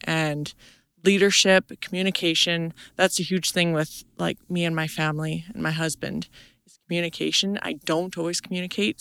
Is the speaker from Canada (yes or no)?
yes; Vanderhoof, British Columbia, Canada; moved away as an adult; also born or lived in Australia; I'm from Vanderhoof, British Columbia